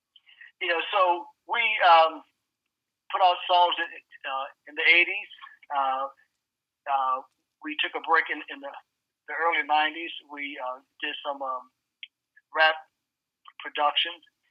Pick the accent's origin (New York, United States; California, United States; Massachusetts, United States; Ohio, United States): Ohio, United States; Cincinnati; we're originally from Cincinnati, Ohio.